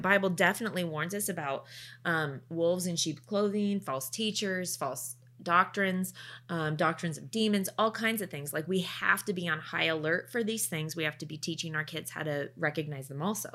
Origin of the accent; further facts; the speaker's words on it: Oregon, United States; also born or lived in Canada; I grew up in Oregon